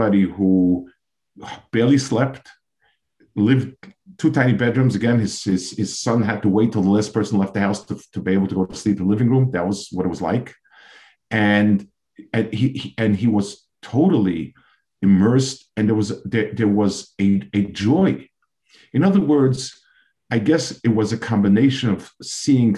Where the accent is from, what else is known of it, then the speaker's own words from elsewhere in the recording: New York, United States; I grew up in New York in those years, in the 50s and 60s